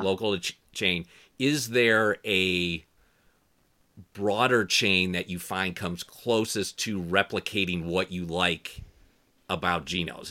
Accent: outside Detroit, Ann Arbor, Michigan, United States; I grew up outside of, uh, Detroit, Ann Arbor

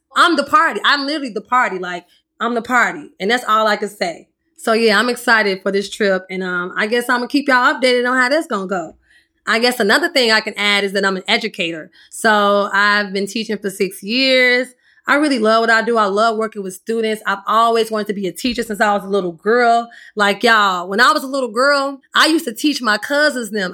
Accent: Chicago, Illinois, United States; I'm from the South Side of Chicago

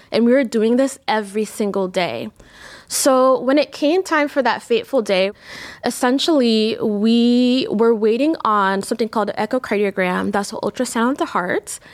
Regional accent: New York, United States; now in Cleveland, United States; I grew up in New York

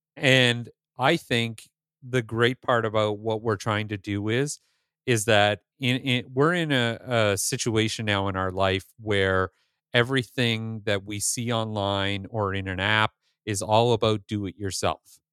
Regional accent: Northern Ontario, Canada; moved away; I grew up in Northern Ontario, just like you did.

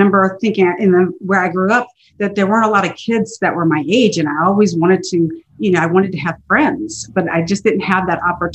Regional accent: Baltimore, Maryland, United States; moved away; I grew up in Baltimore, Maryland

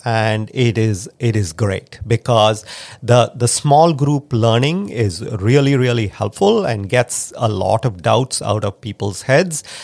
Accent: India; now in United States; I grew up in India

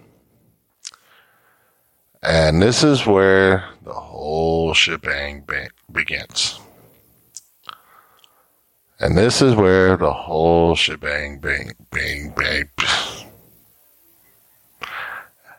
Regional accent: Fort Worth, Texas, United States; I was born on Carlsbad Air Force Base here in Fort Worth, Texas

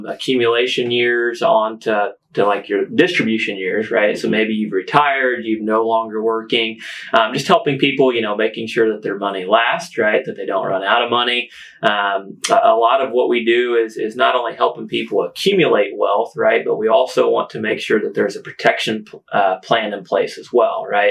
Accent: Washington County, Indiana, United States; also born or lived in West Lafayette, Indiana; I was able to move back home late 2016

